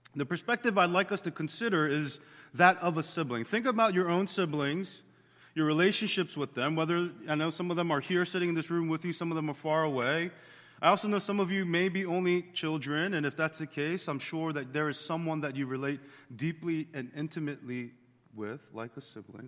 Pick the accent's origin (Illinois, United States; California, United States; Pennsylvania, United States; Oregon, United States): Pennsylvania, United States; Bensalem; we grew up in Ben Salem behind the strip mall